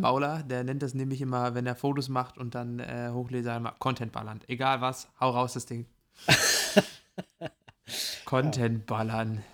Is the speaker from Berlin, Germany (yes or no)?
no; Mecklenburg-Vorpommern, Germany; now in South Africa; bei uns in MacPom